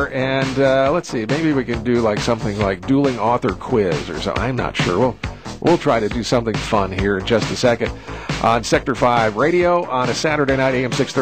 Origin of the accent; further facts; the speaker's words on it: Springfield, Massachusetts, United States; moved away; I grew up in Springfield, Massachusetts.